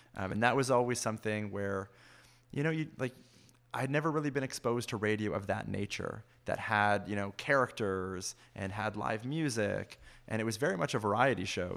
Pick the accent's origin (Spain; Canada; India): Canada; Fergus, Ontario; I grew up in Fergus, but we listened to C B C Toronto all the time.